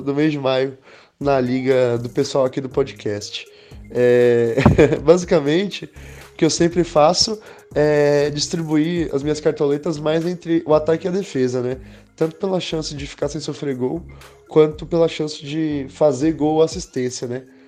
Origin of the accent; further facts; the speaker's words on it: Belo Horizonte, Minas Gerais, Brazil; eu sou de Belo Horizonte, corintiano